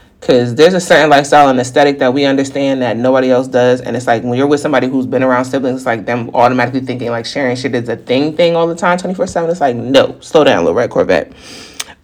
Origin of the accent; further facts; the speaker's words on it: the North, United States; now in the South, United States; I'm a Northerner.